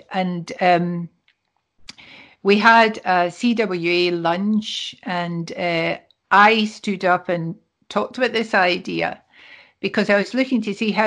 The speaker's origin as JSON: {"language": "English", "region": "Scotland", "country": "United Kingdom", "said": "We're Scottish"}